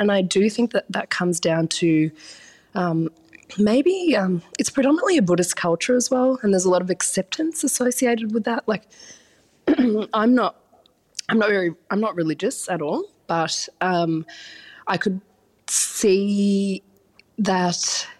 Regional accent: Australia; also born or lived in Sri Lanka; And I have grown up in Australia, I was born in Sri Lanka, and I've travelled a bit and absorbed all the food knowledge from eating

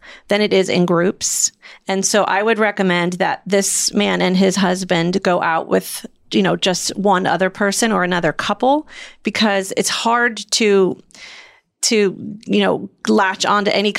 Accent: Midwest, United States; I'm from the Midwest

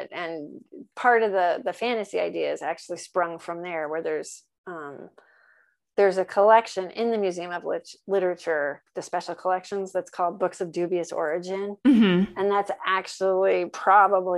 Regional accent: New England, United States; I'm from New England. So that's old stomping grounds

